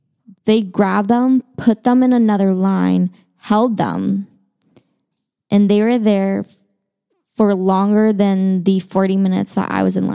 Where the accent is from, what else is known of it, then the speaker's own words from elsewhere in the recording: China; So I'm Chinese. I was born in China. And I, as a child, grew up going to very, very Chinese households.